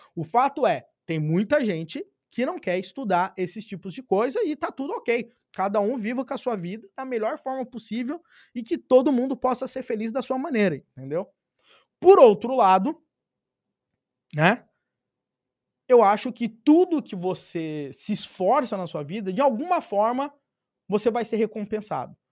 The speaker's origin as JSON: {"language": "Portuguese", "town": "Pirapora do Bom Jesus", "region": "São Paulo", "country": "Brazil", "tie": "born or raised there", "said": "nasci numa cidade de 15 mil habitantes"}